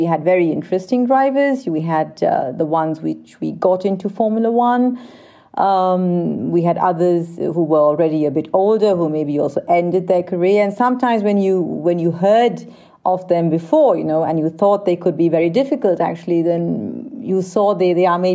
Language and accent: English; Vienna, Austria; also born or lived in India; I grew up in Vienna